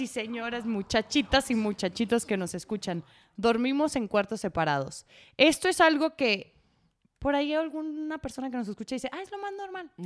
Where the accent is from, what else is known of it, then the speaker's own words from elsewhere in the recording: Guadalajara, Jalisco, Mexico; yo soy de Guadalajara, ya lo habíamos establecido, de una familia muy tradicional